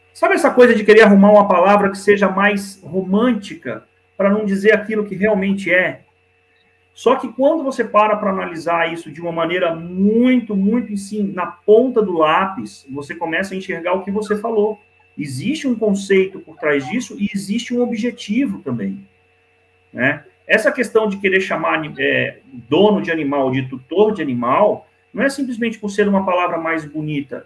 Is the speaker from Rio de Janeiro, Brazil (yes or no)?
yes; Niterói, Rio de Janeiro, Brazil; moved away; Eu morei durante bastante tempo no Rio de Janeiro, minha infância foi no Rio de Janeiro, em Niterói